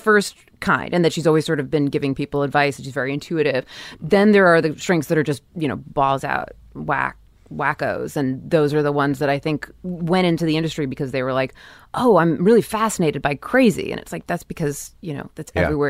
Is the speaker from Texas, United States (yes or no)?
no; Scarsdale, New York, United States; born or raised there